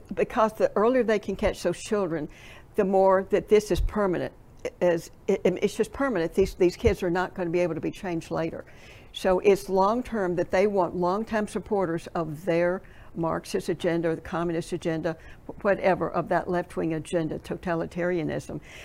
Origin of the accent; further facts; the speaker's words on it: Tennessee, United States; I'm from Tennessee